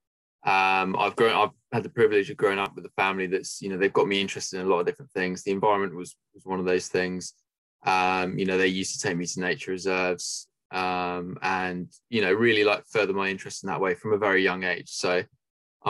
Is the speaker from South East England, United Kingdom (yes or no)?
yes; Southampton, South East England, United Kingdom; also born or lived in Leeds; Yeah, so I'm from Southampton, which is basically in the south of the UK. And yeah, I've lived here all my life pretty much.